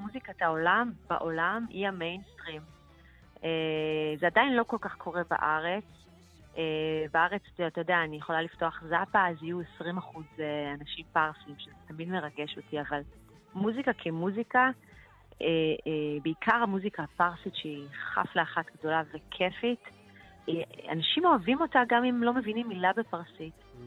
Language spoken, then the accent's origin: Hebrew; Israel; שבאתי מבית מאוד, אה, איראני, על אף שגדלתי בישראל